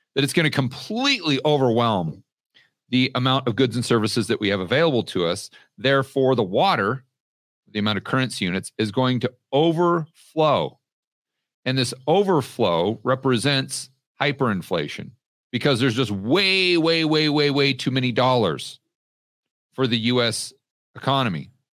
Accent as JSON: {"language": "English", "country": "United States", "moved": "as an adult", "lives_now": "Colombia", "said": "I'm still an American citizen"}